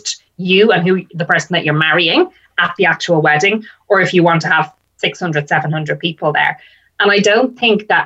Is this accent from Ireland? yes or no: yes; Ireland; now in United Kingdom; I'm Irish and my husband is English. So we come from different backgrounds. So what we did was we actually got married in the UK. So I flew all my family over from Ireland.